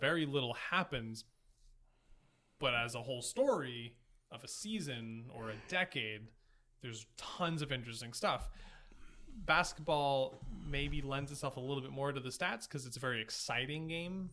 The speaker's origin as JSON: {"language": "English", "town": "Boston", "region": "Massachusetts", "country": "United States", "said": "I am from Boston"}